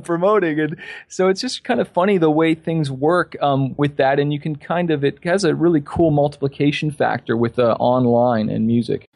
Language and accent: English; Toronto, Ontario, Canada; also born or lived in California; I'm from Toronto, Canada